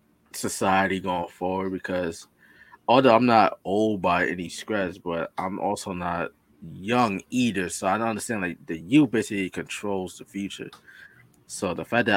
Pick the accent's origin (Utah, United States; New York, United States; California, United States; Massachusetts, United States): New York, United States; I'm from New York